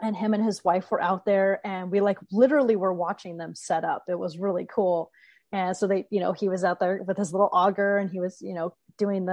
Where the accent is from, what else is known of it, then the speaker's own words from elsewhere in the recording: Southern California, United States; I'm from Southern California, you know, where the Pacific Ocean and palm trees is what I grew up